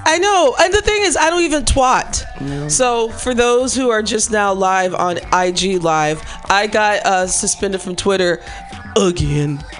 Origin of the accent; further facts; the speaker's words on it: Chicago, Illinois, United States; moved away; I'm from Chicago